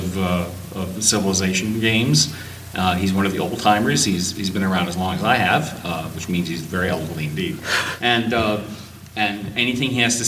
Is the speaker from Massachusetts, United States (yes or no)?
yes; Massachusetts, United States; That's how we say it in Massachusetts